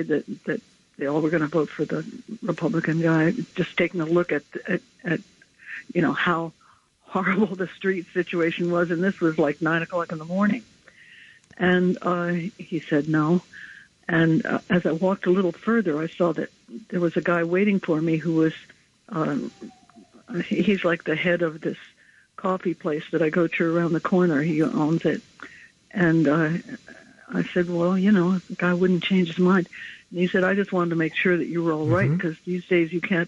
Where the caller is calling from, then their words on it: Chelsea, New York, United States; I'm calling from Chelsea